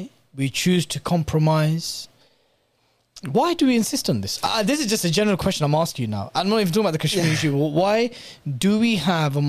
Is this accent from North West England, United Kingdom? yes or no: no; Bedford, East of England, United Kingdom; Born and raised in Bedford, Luton down the road